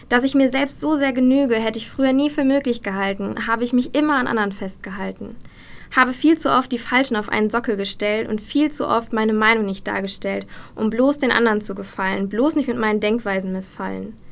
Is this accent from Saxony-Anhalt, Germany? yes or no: no; Dinslaken, North Rhine-Westphalia, Germany; ich bin 26 Jahre alt, ich komme aus Dienstlaken und ich arbeite als Redakteurin bei einer Tageszeitung.